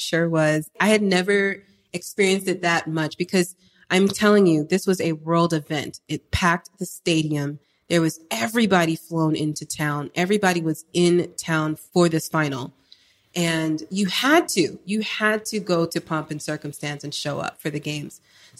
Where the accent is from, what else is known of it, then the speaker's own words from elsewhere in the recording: Florida, United States; also born or lived in California / Jamaica; So I was born in the States. I was born in Cali, and I grew up between Florida and Jamaica.